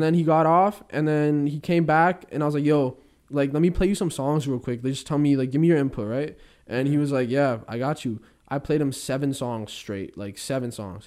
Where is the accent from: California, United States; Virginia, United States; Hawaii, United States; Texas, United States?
California, United States; Bay Area; I come from the Bay, and there's some rough parts in the Bay Area